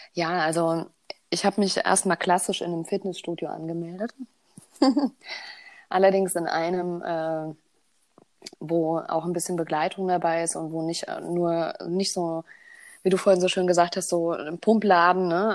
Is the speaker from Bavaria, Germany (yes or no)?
yes; Bavaria, Germany; Ich bin in Bayern groß geworden.